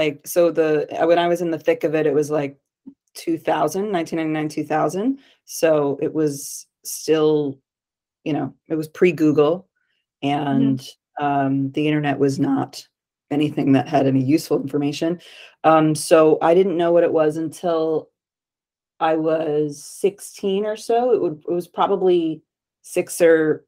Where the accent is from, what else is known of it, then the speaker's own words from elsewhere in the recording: Connecticut, United States; now in New York City, United States; I'm from Connecticut. I live in New York City.